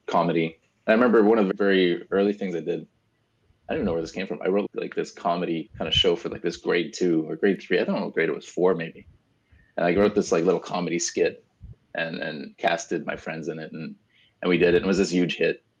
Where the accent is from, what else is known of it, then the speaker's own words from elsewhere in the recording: Brampton, Ontario, Canada; moved away; also born or lived in Etobicoke, Toronto; I grew up in Brampton, Ontario, which is like a little further up from Toronto, so it's a suburb